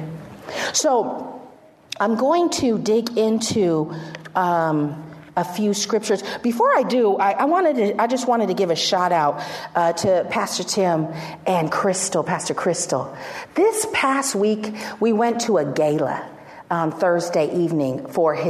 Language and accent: English; San Francisco, California, United States; we've known each other since we were 5 years old, and we grew up in San Francisco